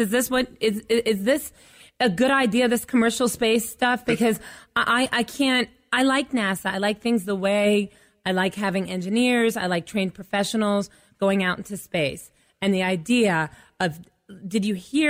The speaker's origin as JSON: {"language": "English", "town": "Staunton", "region": "Virginia", "country": "United States", "tie": "born or raised there", "said": "my hometown in Stanton, Virginia"}